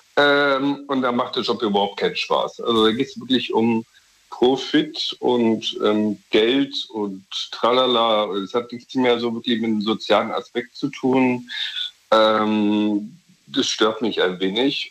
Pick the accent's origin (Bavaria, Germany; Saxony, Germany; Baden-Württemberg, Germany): Saxony, Germany; Dresden; now in Berlin, Germany; ich ziehe von Berlin nach Dresden, in meine Geburtsstadt